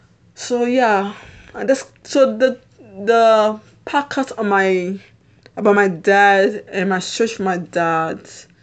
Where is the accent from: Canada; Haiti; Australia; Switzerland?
Haiti; born there; I'm born in a different country. I'm not American. I was born in Haiti.